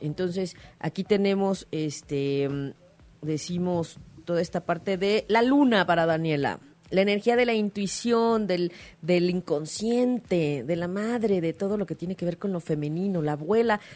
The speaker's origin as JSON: {"language": "Spanish", "country": "Mexico", "said": "como mexicanos"}